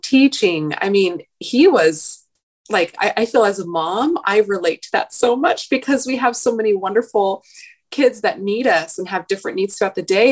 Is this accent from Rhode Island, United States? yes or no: no; Oregon, United States; now in Southern California, United States; I grew up in Oregon, which by its nature, at least where I grew up, just was a slower pace than down here.